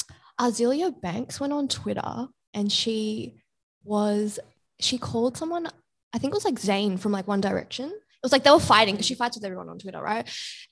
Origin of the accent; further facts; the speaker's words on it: Bangladesh; I'm from Bangladesh and, you know, it's a lot of like South Asian jewelry.